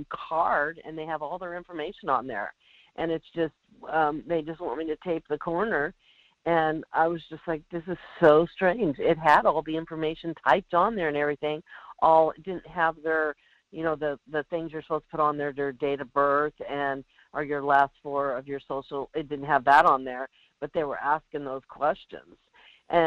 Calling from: Alaska, United States; The Kenai Peninsula.

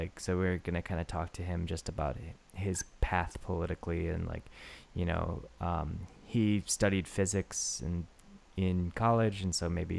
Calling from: Japan; I'm calling from Japan

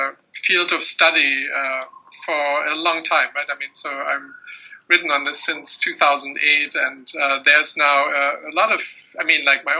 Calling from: United States; you are speaking from the UK, I'm speaking from the United States

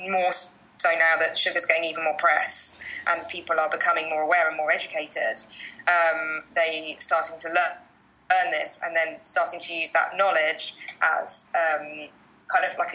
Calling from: Bali, Indonesia; I am, yeah. So I'm falling away from Bali, so I know it's uh, a bit colder in the UK at the moment.

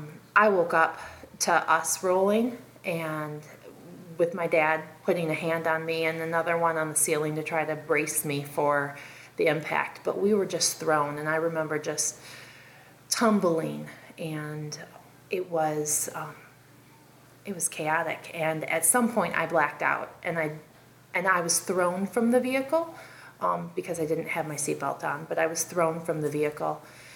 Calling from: South Carolina, United States; I'm calling from South Carolina

